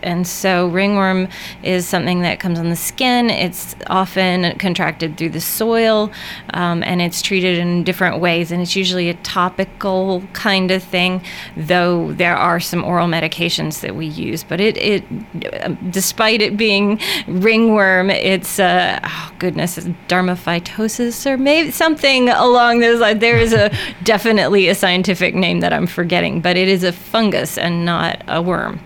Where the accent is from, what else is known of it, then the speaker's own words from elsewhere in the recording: Murfreesboro, Tennessee, United States; moved away as an adult; also born or lived in Pennsylvania; I grew up in Murfreesboro, practiced in uh, a couple places, the longest in Pennsylvania for 11 years, and moved home four years ago.